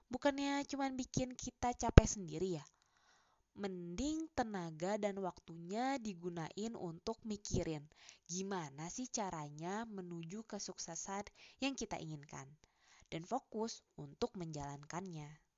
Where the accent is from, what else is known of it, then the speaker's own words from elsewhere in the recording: Java, Indonesia; Gua yang sebagai orang Jawa aja, teman-teman diskusinya tuh dari etnis yang berbeda.